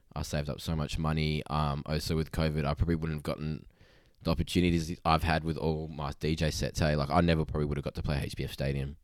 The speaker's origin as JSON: {"language": "English", "town": "Boddington", "region": "Western Australia", "country": "Australia", "said": "I'm from Boddington"}